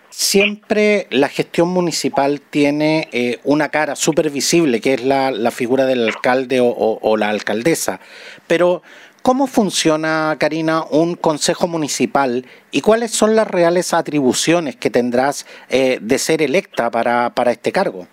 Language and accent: Spanish; Chile; los chilenos